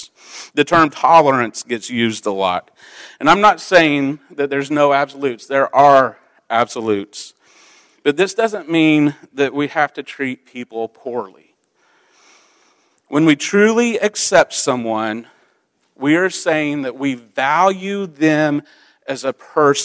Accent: Midwest, United States; also born or lived in Central Illinois; I grew up in the Midwest. It was a farming town

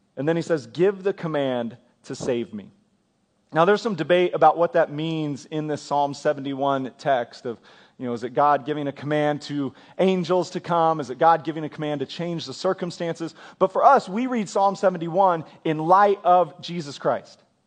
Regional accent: Kansas, United States; now in Oklahoma, United States; I grew up in Kansas

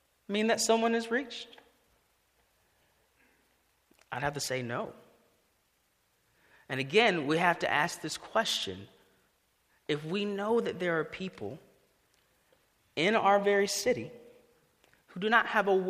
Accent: Greenville, United States; I grew up here in Greenville

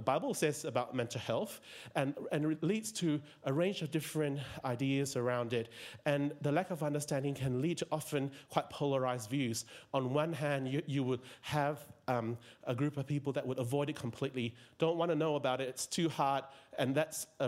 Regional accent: George Town, Penang, Malaysia; moved away as an adult; also born or lived in Tasmania, Australia; now in Melbourne, Australia; I'm originally from Malaysia. I was born in Penang

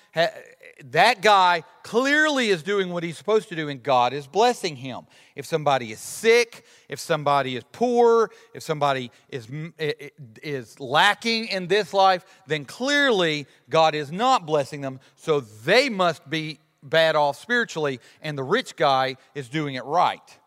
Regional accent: Alabama, United States; my whole life growing up in Alabama

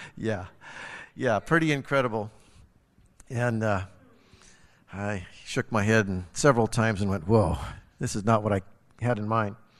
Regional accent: Harlowton, Montana, United States; moved away; It just happens to be my hometown where I was born and raised and grew up, and I know everybody

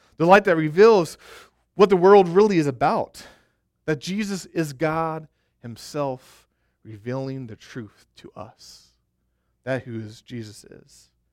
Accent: Arkansas, United States; also born or lived in Colorado; I went to school in Colorado, And, uh, I'm from Arkansas

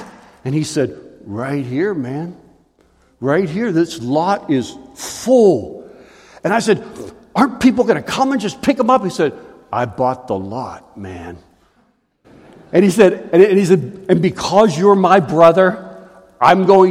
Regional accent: Pittsburgh, Pennsylvania, United States; I grew up in Pittsburgh

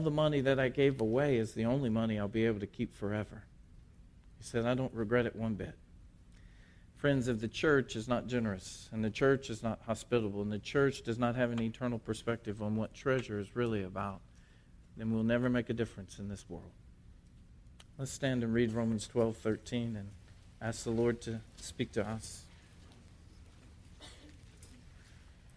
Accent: Port Arthur, Texas, United States; I was born in Port Arthur, Texas

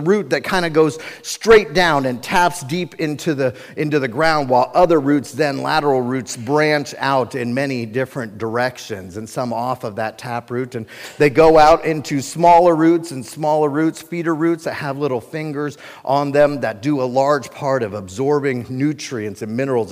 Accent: Cincinnati, Ohio, United States; I was born and raised in Cincinnati, Ohio

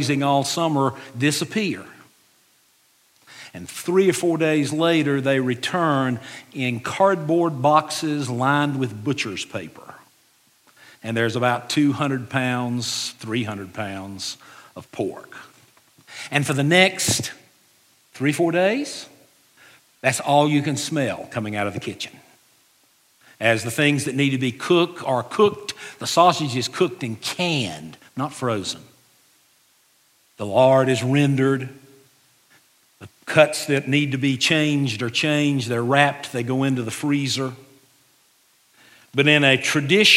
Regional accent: Western North Carolina, United States; I grew up in Western North Carolina, and we grew up out in the country

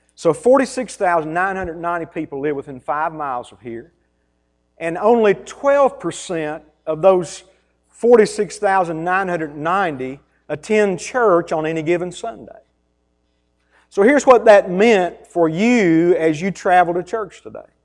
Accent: United States; I grew up in Taylor County. I grew up on a farm.

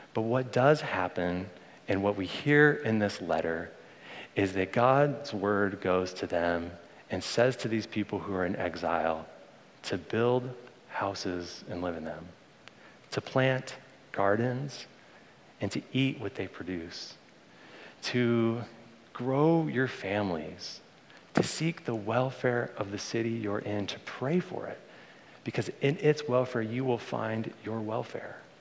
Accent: Bay Area, California, United States; I was born in the Bay Area, and I grew up around here as a little kid

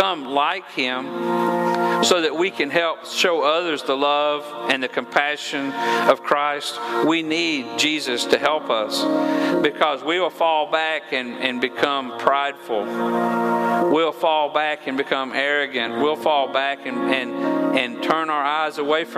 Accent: Georgia, United States; I'm from Georgia, and I don't always use proper English.

